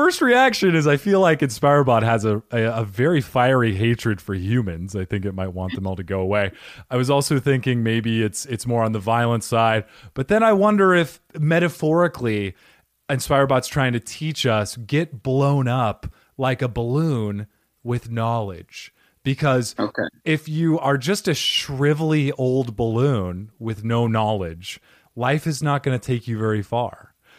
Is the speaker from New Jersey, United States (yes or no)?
yes; New Jersey, United States; accent: New Jersey; It's also a robot from Jersey, apparently, with my accent.